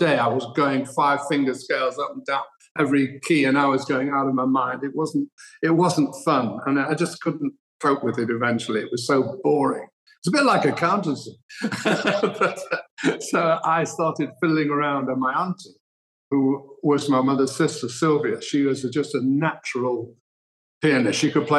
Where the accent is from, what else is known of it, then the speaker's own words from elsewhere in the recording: Manchester, North West England, United Kingdom; Well, I was, as you say, it was a close-knit family, and my grandparents, Henry, came from Poland. My grandmother, Gertie, came from Romania.